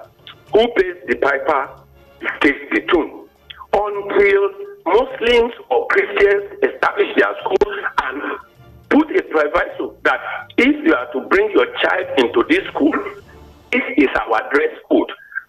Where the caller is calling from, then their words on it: Imeko, Ogun State, Nigeria; I'm speaking from Imeko.